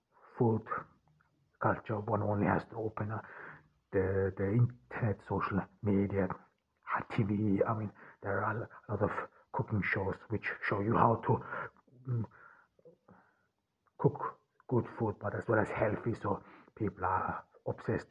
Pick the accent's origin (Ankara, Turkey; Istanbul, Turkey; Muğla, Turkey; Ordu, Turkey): Ordu, Turkey; I am here in Turkey, in Ordu, my hometown